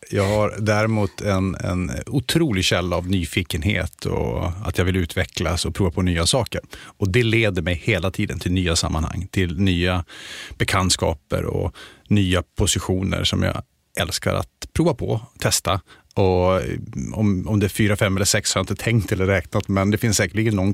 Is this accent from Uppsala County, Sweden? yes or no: no; Luleå, Norrbotten County, Sweden; accent: Luleå dialect; moved away as an adult; now in Stockholm, Sweden; Då hörs det mer att jag kommer från Luleå. Men annars så har jag slipat bort eller tappat lite grann den dialekten.